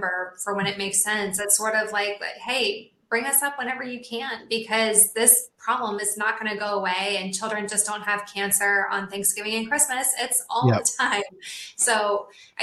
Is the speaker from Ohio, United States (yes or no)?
yes; Ohio, United States; where we grew up in Ohio